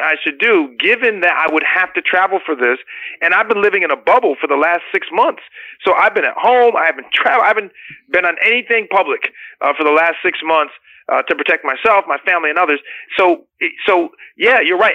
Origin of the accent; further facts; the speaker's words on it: United States; as an American